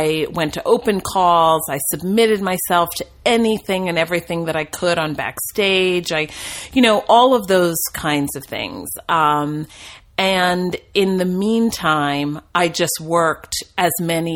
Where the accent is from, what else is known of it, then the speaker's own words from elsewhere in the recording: New Jersey, United States; moved away as an adult; also born or lived in Williamstown, Massachusetts; now in Los Angeles, United States; I grew up in New Jersey